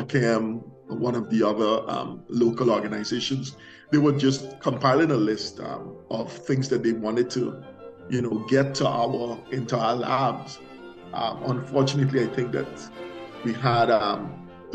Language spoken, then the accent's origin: English; Guyana; moved away; I came from Guyana. And in Guyana, we are resourceful people